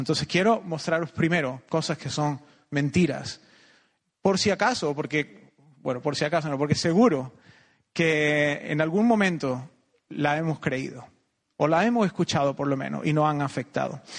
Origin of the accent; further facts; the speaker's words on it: Córdoba, Andalusia, Spain; moved away as an adult; also born or lived in United States; now in Costa Rica; nací aquí, iba al Colegio Salvador Vinuesa, que está aquí cerca, jugué un montón